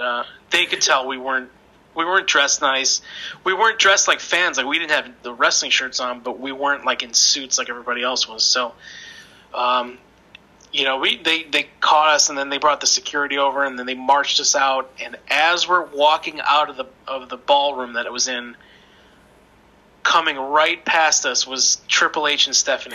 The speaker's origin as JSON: {"language": "English", "town": "Chicago", "region": "Illinois", "country": "United States", "said": "I'm from Chicago"}